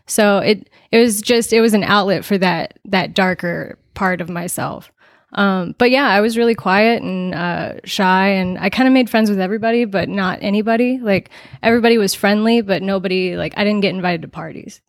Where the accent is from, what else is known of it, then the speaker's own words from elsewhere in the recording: Las Vegas, Nevada, United States; I'm from Las Vegas, actually.